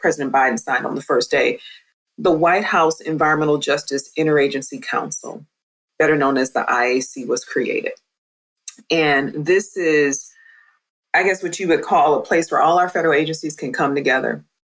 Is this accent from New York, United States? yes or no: no; Ohio, United States; I'm from Ohio